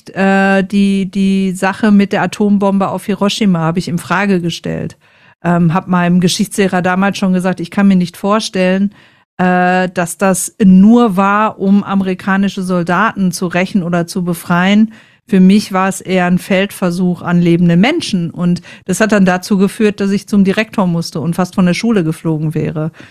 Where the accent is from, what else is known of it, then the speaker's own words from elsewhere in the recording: North Rhine-Westphalia, Germany; ich komme, es hört man ein bisschen, ich komme aus dem Ruhrpott und da tragen wir das Herz einfach auf der Zunge.